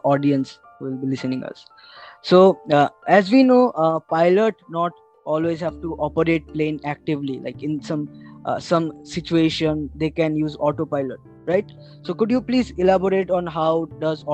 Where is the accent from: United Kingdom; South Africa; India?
India; Agartala, Tripura; now in Kolkata, India; my hometown is Agartala, where I have to birth